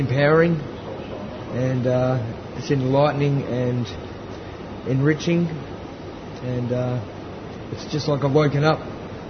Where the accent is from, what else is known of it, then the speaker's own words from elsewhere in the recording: Victoria, Australia; Yeah, g'day. … I'm from the Tongarong Kulin Nation